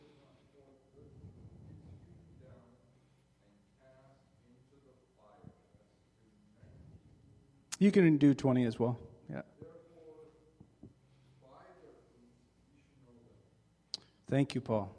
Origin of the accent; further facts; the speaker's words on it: St. James, Missouri, United States; I grew up in St. James, Missouri, right here. 3,500 people, small town USA